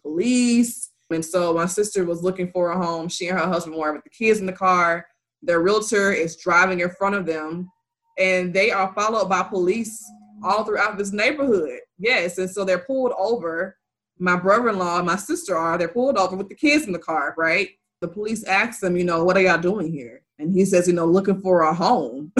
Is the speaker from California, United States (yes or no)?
no; Mississippi, United States; moved away; I'm from Mississippi, and my family, most of my family still lives there